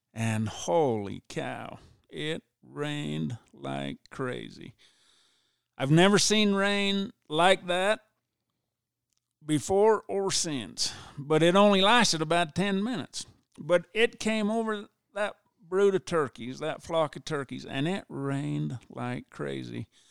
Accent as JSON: {"language": "English", "town": "Ephraim", "region": "Utah", "country": "United States", "tie": "born or raised there", "said": "I was born and raised in Ephraim, lived here all my life"}